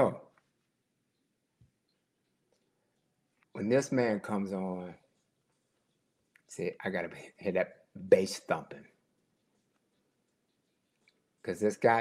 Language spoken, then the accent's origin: English; Chicago, Illinois, United States; and we're both from Chicago